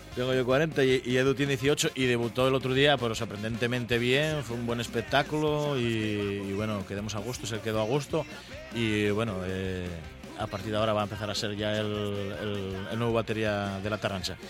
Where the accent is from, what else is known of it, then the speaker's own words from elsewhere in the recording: El Entrego, Asturias, Spain; also born or lived in Mieres; del Entregu, de Mieres